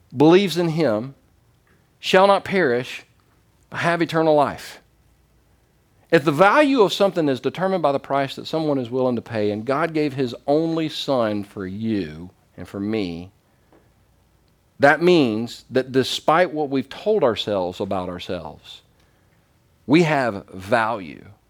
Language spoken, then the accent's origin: English; the South, United States; I'm from the South.